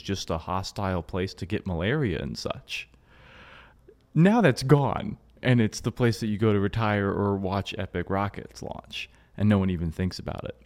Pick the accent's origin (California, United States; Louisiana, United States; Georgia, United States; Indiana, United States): Georgia, United States; now in Florida, United States; I, I grew up in Georgia and we're down here in Florida